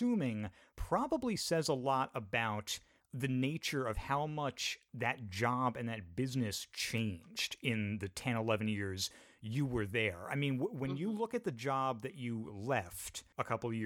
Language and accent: English; Northeast, United States; moved away; I'm from the Northeast. We didn't have GameStops growing up.